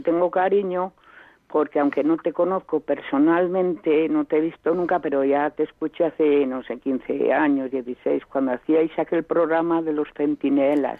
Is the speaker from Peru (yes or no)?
no; Spain; el 95% somos españoles y nos gusta oír en castellano